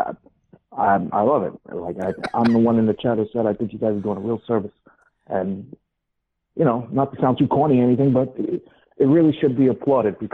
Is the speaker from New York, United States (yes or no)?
yes; New York City, New York, United States; I'm from Queens, New York.